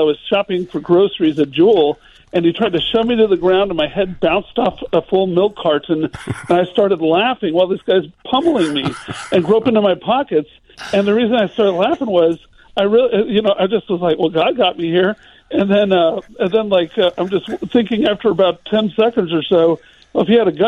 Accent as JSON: {"language": "English", "town": "Little Rock", "region": "Arkansas", "country": "United States", "tie": "born or raised there", "moved": "as an adult", "said": "I moved home to my hometown of Little Rock, Arkansas 3 years ago"}